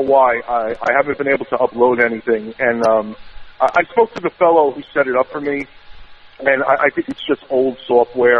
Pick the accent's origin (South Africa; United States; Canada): United States; New York; accent: New York; my New York accent